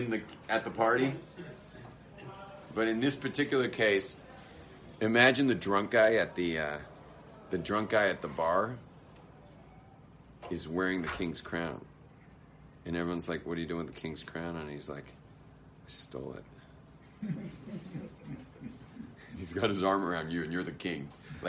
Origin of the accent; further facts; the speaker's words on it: Los Angeles, California, United States; I was raised in West